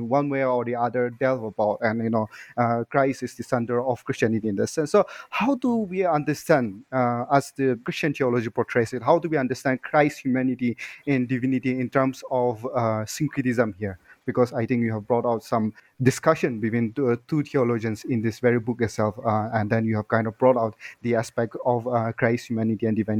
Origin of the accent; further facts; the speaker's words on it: Northeast India, India; I come from India, the Northeast India